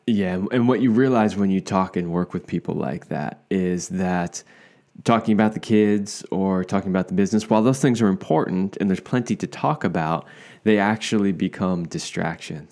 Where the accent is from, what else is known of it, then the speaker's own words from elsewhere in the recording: East Coast, United States; moved away; I grew up on the East Coast here in the United States